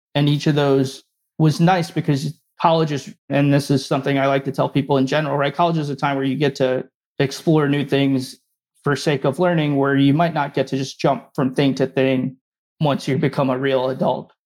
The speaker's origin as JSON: {"language": "English", "region": "New Jersey", "country": "United States", "tie": "born or raised there", "also_born_or_lived": "West Lafayette, Indiana"}